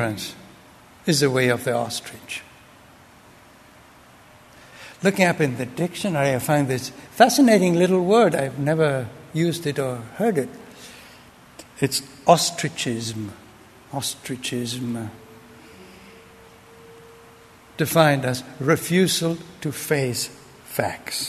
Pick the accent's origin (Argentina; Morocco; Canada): Argentina; moved away; I grew up in Argentina under a dictatorship